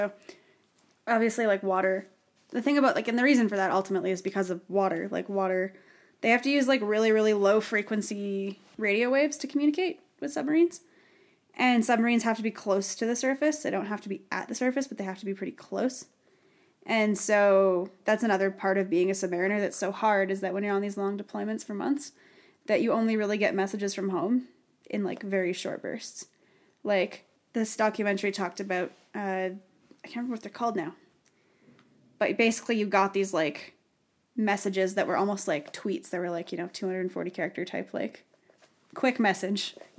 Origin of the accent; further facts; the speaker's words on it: Canada; since none of us know anything, including us, and we're Canadian.